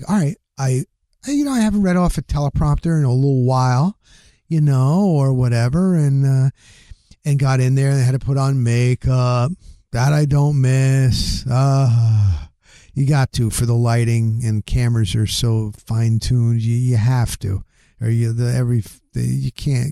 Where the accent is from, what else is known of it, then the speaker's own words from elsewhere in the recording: New Jersey, United States; moved away; I grew up in the Northeast, New Jersey